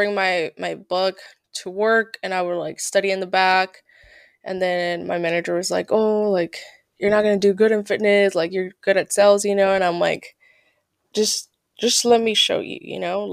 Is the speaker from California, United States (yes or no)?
yes; California, United States; moved away as an adult; also born or lived in Santa Cruz / Reno; I'm from Cali